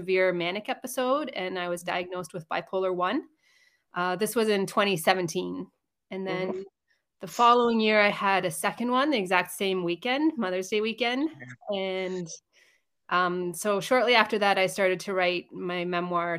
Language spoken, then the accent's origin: English; Mississauga, Ontario, Canada; moved away as an adult; also born or lived in South Africa / Montreal, Quebec; now in Calgary, Canada; I was born in South Africa and moved to Canada when I was 7 years old. We moved to Mississauga, Ontario, which is just outside of Toronto. That's where I grew up.